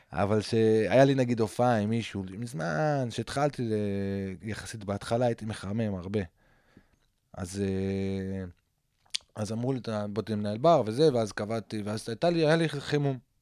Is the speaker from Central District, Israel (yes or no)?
no; Safed, Northern District, Israel; גדלתי בצפת